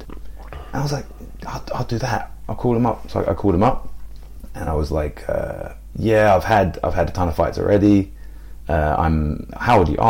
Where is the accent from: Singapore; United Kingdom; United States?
United Kingdom; England; moved away; born and bred here